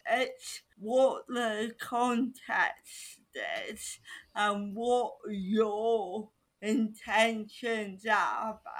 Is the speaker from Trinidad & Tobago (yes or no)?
no; United Kingdom; because I am still a British person